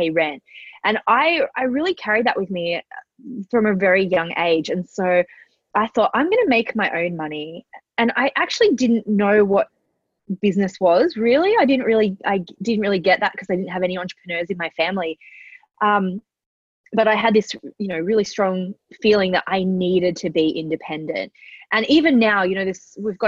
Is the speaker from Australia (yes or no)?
yes; Central Coast, New South Wales, Australia; also born or lived in Manly, Sydney; So I was born in Manly in Sydney. I grew up on the Central Coast.